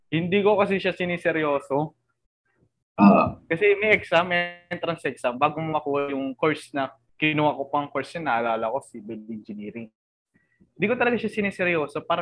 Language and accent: Tagalog; Manila, Metro Manila, Philippines; lumaki ako sa Palok, Maynila. So, ibig sabihin, malapit ako sa National University.